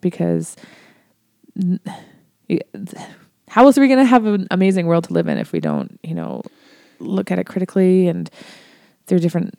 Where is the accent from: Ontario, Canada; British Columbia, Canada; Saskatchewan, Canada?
Ontario, Canada; Like I mentioned I was from Ontario, and when I went to school, we had a bunch of teacher strikes.